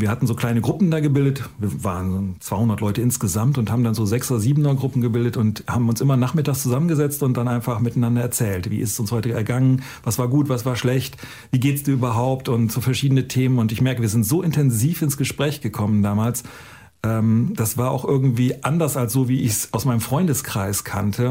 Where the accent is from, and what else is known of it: North Germany, Germany; born or raised there